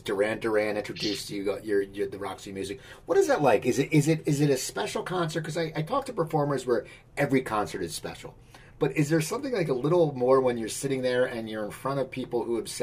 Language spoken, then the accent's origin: English; New Jersey, United States; growing up in New Jersey, I wasn't that polite